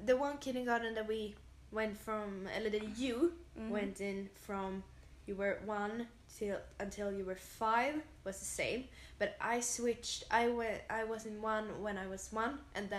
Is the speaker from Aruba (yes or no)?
no; Sweden; English is a second language; We're from Sweden